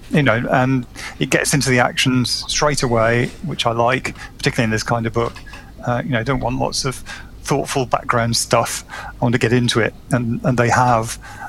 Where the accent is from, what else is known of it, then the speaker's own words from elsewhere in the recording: the north of England, United Kingdom; she said, "Where do you come from?" I said, "The north of England."